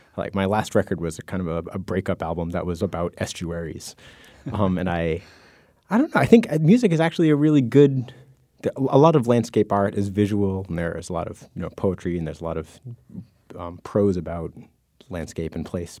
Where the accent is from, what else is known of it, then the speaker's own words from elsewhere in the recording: New England, United States; I grew up in the Mass, New Hampshire border